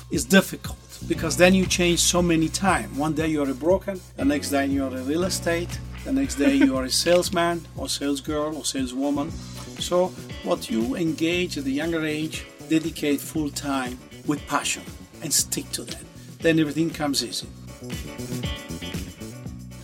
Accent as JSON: {"language": "English", "country": "Italy", "tie": "born or raised there", "moved": "yes", "said": "I was born in Italy. And I started at a younger age back in my home country in Italy"}